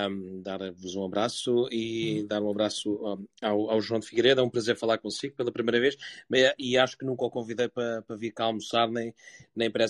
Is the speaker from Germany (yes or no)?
yes; Germany; sendo também eu alemão